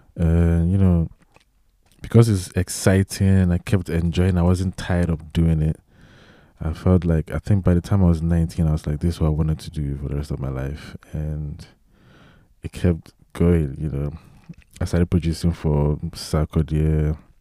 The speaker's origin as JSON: {"language": "English", "country": "Ghana", "tie": "born or raised there", "also_born_or_lived": "Italy", "said": "I was born in Italy, and I grew up in Ghana. And, um, um, yeah, did most of my life there"}